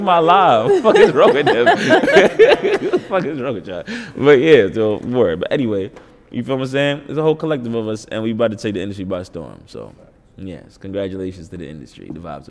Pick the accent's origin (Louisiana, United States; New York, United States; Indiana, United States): New York, United States; New York City; I'm from Uptown